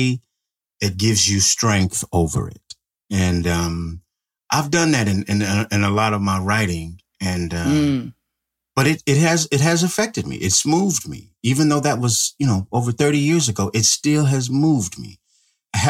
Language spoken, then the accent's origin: English; Central California, United States; I grew up in California, Central California